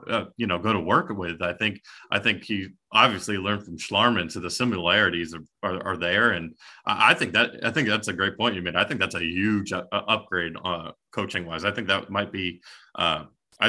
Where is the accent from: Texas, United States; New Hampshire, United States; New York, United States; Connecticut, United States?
Connecticut, United States; Greenwich; moved away as an adult; also born or lived in Indiana; now in Kentucky, United States; I grew up in Connecticut.